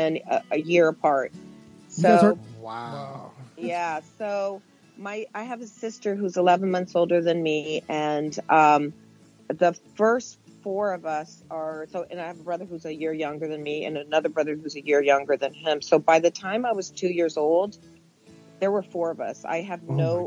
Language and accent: English; California, United States; also born or lived in Mexico; I was made in Mexico, and I was born in the United States, California.